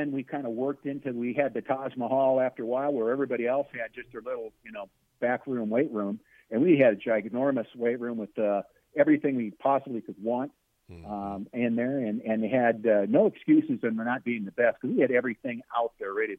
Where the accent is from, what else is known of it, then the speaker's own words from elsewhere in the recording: Nebraska, United States; growing up in Nebraska